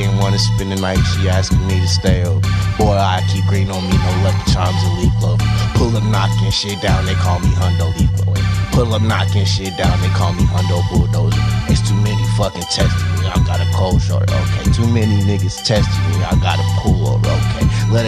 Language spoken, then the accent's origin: English; Stockton, California, United States; also born or lived in San Jose; now in Los Angeles, United States; I grew up in Stockton. Okay, I was born in San Jose.